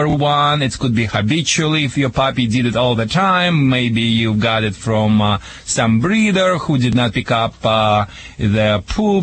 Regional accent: Russia; English is a second language; also born or lived in Michigan; now in United States; back in Russia

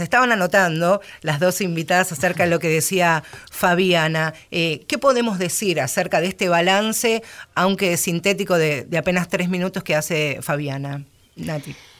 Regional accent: Buenos Aires Province, Argentina; como bonaerense

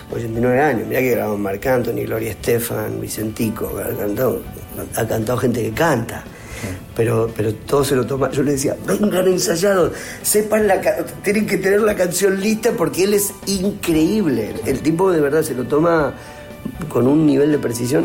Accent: Argentina; los viví como argentinos, los disfruté como argentinos

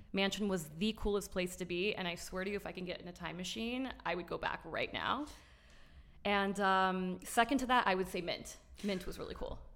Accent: Miami, Florida, United States; also born or lived in New York, United States; we moved to Miami

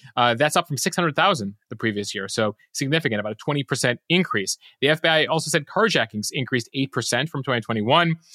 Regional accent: Chicago, Illinois, United States; I grew up in Chicago

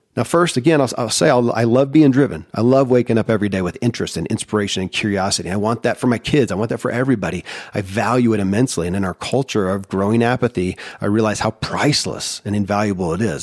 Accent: Kentucky, United States; born or raised there

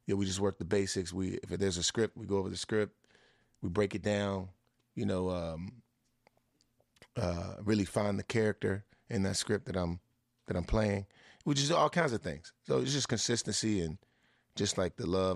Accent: Washington, District of Columbia, United States; It's my hometown team

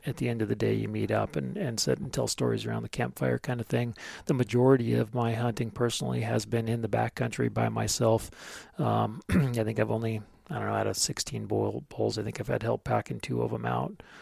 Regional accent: Sandpoint, Idaho, United States; lived in and around Sand Point the majority of my life

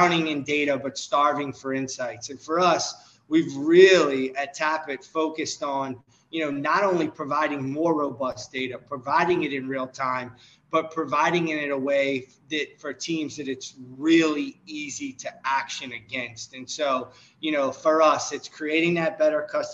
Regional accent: New Orleans, Louisiana, United States; I'm from New Orleans

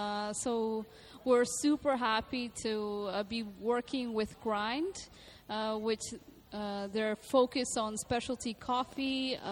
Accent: Venezuela; now in Dubai, United Arab Emirates; Originally, I'm from Venezuela.

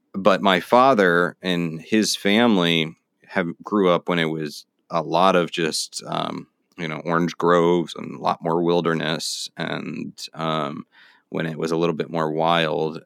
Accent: Florida, United States; now in New York City, United States; now I'm in New York City, but I grew up in Florida

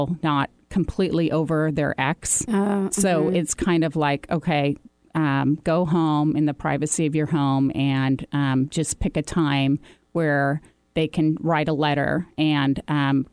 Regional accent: Seattle, Washington, United States; I'm a native here

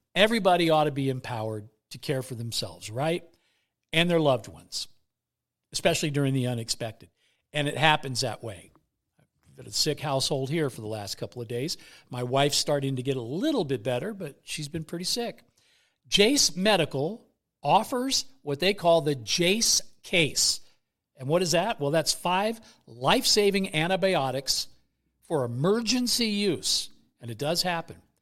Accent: East Bay, San Francisco Bay Area, California, United States; now in Las Vegas, United States; I'm from the Bay Area. I'm an East Bay kid. Moved to Las Vegas back in two thousand.

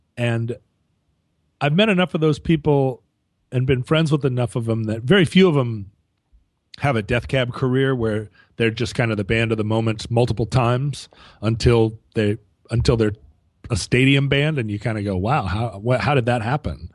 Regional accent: Anchorage, Alaska, United States; moved away; also born or lived in Seattle; when I was growing up in Anchorage, I, I had a Vespa

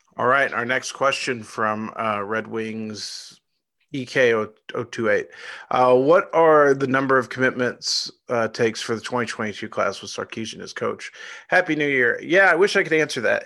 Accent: Irving, Texas, United States; I was born in Irving, Texas. I lived about ten minutes from Texas Stadium.

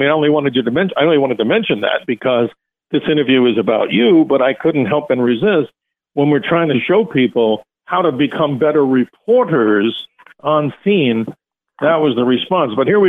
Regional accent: New York, United States; I'm a New Yorker too.

